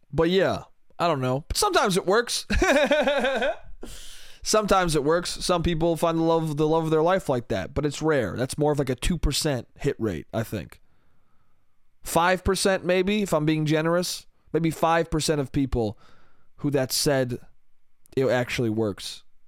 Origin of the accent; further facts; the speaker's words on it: New York, United States; New York, New York State.